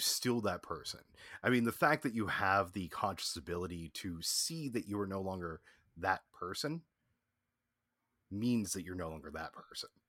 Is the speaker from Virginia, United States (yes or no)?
yes; Virginia, United States; I'm from Virginia